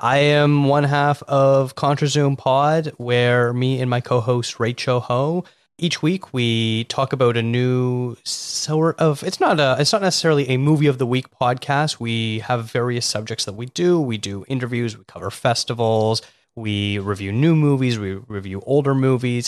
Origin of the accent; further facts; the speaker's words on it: Toronto, Ontario, Canada; now in Vancouver, Canada; Well, I'm from Toronto, so the greater Toronto area, I've been all over there